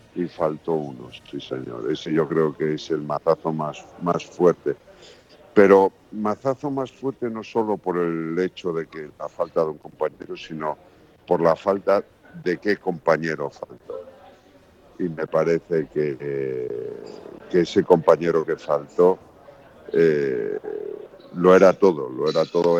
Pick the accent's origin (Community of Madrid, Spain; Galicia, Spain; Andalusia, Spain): Galicia, Spain; soy gallego